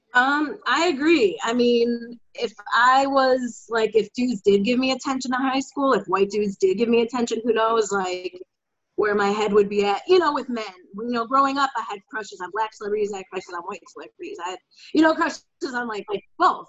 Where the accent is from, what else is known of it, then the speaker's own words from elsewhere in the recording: Glenview, Illinois, United States; moved away as an adult; also born or lived in Chicago, United States / New York, United States / New Orleans, United States; now in Dallas, United States; I grew up in the North Shore in uh, Glenview